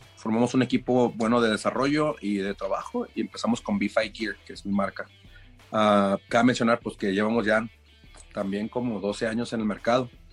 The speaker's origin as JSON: {"language": "Spanish", "town": "Lagos de Moreno", "region": "Jalisco", "country": "Mexico", "also_born_or_lived": "Chicago", "said": "Soy morrito de Lagos de Moreno, Jalisco."}